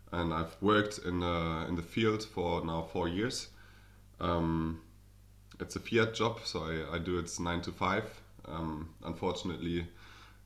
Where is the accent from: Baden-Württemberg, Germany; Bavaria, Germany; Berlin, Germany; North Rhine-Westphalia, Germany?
Berlin, Germany; accent: German; English is a second language; I'm German, as you can hear probably from my accent. I'm from Berlin, the capital